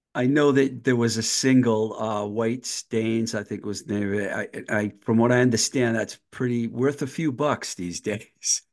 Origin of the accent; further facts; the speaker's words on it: Worcester County, Massachusetts, United States; I grew up in Worcester County, so I grew up with W A A F.